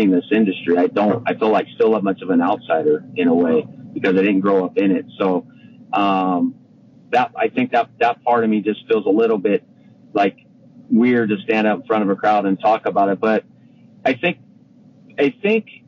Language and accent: English; Madera, California, United States; I grew up in Madera, but we had family friends in Dos Palos